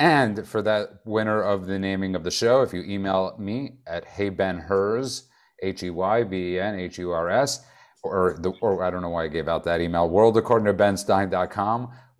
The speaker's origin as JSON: {"language": "English", "town": "New York City", "region": "New York", "country": "United States", "tie": "born or raised there", "said": "I'm a New Yorker. I grew up there."}